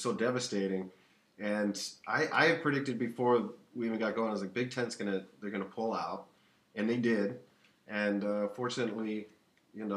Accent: Ann Arbor, Michigan, United States; I was born in Ann Arbor

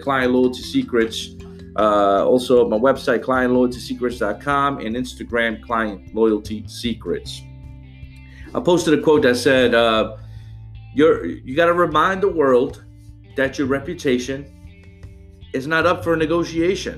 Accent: New Orleans, Louisiana, United States; now in Atlanta, United States; I live in Atlanta now and I'm from New Orleans, and everybody knew everybody down there in New Orleans

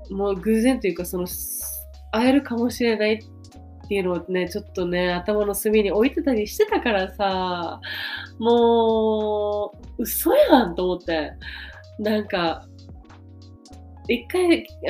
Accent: Okinawa, Japan; moved away; 私の私の生まれ育った沖縄

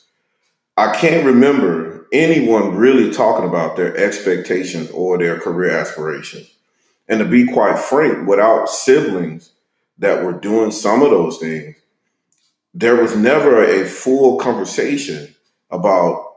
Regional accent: Monroe, Louisiana, United States; moved away as an adult; also born or lived in Austin suburbs, Texas; now in Austin, United States; Growing up in Monroe, Louisiana, I attended an all-black elementary, an all-black middle school, an all-black high school

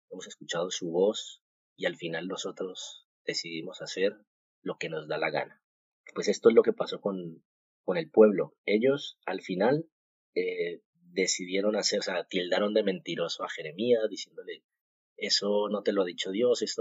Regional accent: Colombia; moved away as an adult; now in Spain; pues porque yo vengo de Colombia

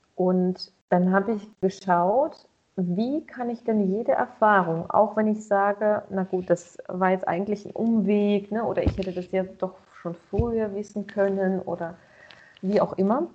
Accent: Russia; moved away; ich bin ja auch in Russland geboren

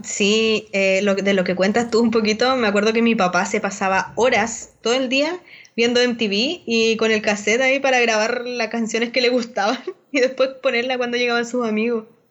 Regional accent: Chuquicamata, Antofagasta, Chile; en Chucky, donde yo vivía, Camata, para los que no les he contado un poco, que era el pueblo minero donde yo nací

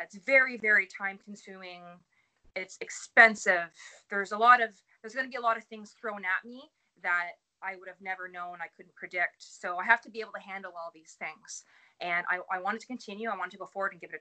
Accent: Dowling, Ontario, Canada; moved away as an adult; also born or lived in Sudbury, Ontario; now in Barrie, Canada; I'm from Dowling, Ontario, which is about 35, 40 minutes north of Sudbury.

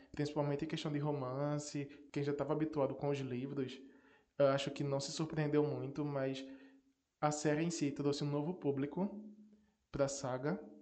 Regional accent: Northeast Region, Brazil; sou nordestino sim, com muito orgulho

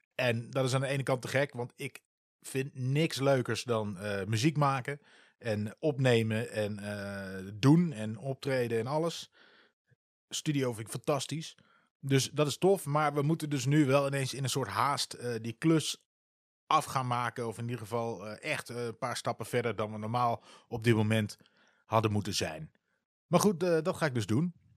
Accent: Wierden, Overijssel, Netherlands; moved away as an adult; also born or lived in Almelo; now in Utrecht, Netherlands; Ik ben in Wierde getogen. Dat is een dorpje naast Almelo.

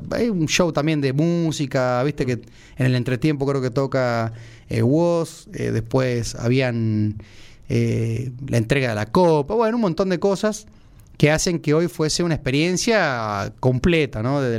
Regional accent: Córdoba, Argentina; Fui presidente de la filial de River cuando vine de Córdoba

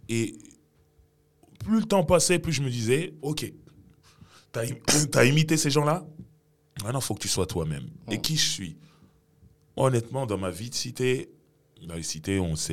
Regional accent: Cameroon; Après, je me suis dit, mais en tant que Camerounais

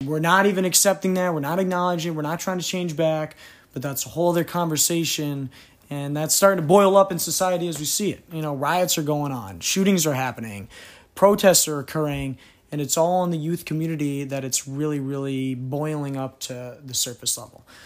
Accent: New England, United States; moved away; I grew up in New England, so it was definitely a different type of community than the South.

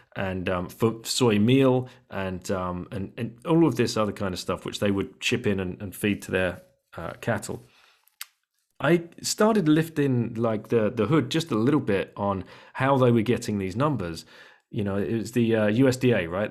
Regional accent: United Kingdom; we're British.

